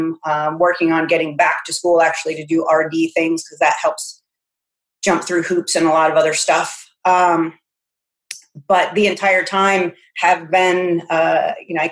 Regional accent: Massachusetts, United States; moved away as an adult; now in South Carolina, United States; I'm originally from Massachusetts.

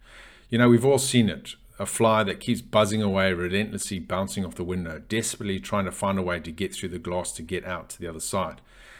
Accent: Zimbabwe; You know, I grew up in Zimbabwe, in Africa, and I personally, and I greatly admire Nelson Mandela.

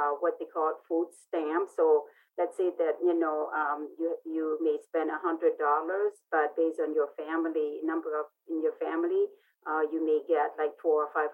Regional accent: Laos; English is a second language; also born or lived in Vientiane; now in United States; I am Hmong, and I grew up in Laos, a war-torn country in Southeast Asia

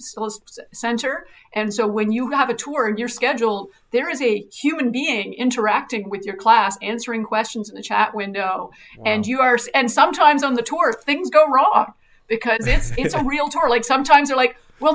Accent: Fredericton, New Brunswick, Canada; I grew up in Fredericton

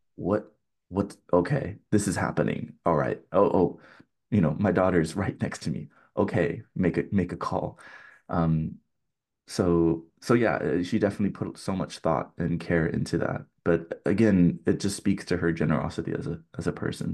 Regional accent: California, United States; growing up in California

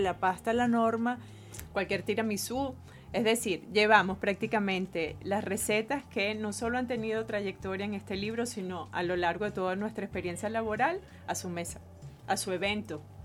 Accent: Venezuela; venimos de una mamá venezolana, somos venezolanas, nacimos aquí

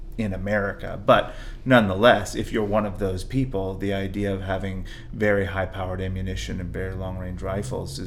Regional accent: the West, United States; I come from the West, and I actually come from gun culture families

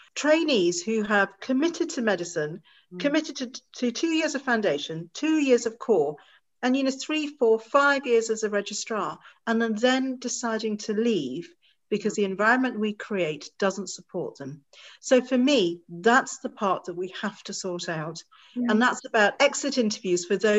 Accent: Bangor, Wales, United Kingdom; I look Asian, I'm Indian, I'm proud to be Indian, but I was born in Bangor, North Wales

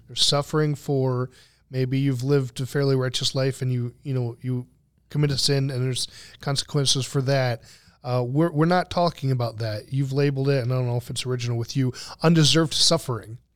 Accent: United States; I'm speaking as an American

